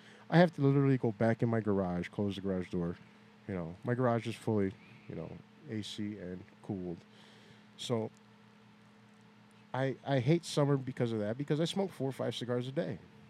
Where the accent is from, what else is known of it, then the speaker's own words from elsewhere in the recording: Gary, Indiana, United States; also born or lived in Hebron, Indiana; Northwest Indiana. I was born and raised in Gary. I live in Hebron, Indiana.